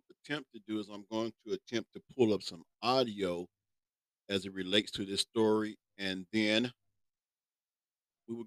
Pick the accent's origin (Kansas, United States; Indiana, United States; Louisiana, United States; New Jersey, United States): Kansas, United States; I'm from Kansas